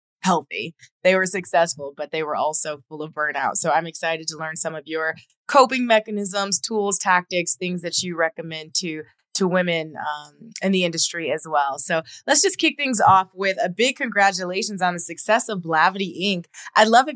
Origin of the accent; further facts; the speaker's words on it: Toledo, Ohio, United States; my hometown of Toledo, Ohio